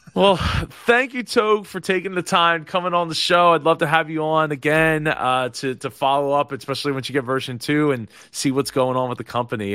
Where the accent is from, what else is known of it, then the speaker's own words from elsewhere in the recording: New Jersey, United States; I'm in South Jersey. Bo-, born and raised in South Jersey